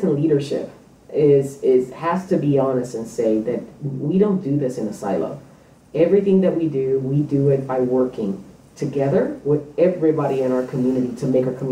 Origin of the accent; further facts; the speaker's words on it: Puerto Rico; moved away as an adult; also born or lived in New York; now in Topeka, United States; I was born in New York, raised in Puerto Rico, and I've been in Kansas for almost half of my life now